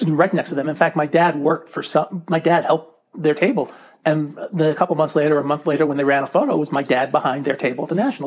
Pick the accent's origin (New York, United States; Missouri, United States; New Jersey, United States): New York, United States; New York area, United States; I grew up in the New York area